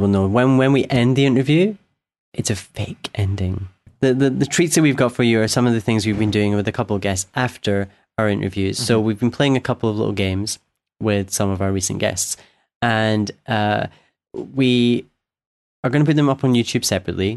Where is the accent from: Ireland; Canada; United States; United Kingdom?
United Kingdom; Scotland; I'm from Scotland